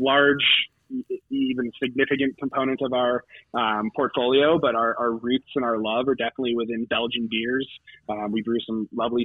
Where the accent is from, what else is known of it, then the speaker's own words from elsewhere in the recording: Chicago, Illinois, United States; I grew up in Chicago